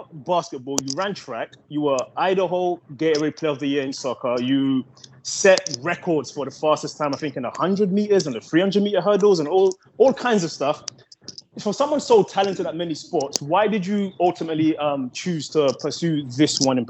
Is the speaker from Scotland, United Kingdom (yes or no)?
no; London, United Kingdom; moved away; also born or lived in Seattle / Portland; when I was growing up in London